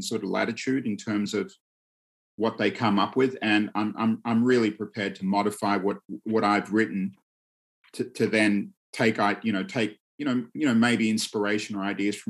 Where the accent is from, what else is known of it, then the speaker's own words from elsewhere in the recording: Australia; when I was growing up in Australia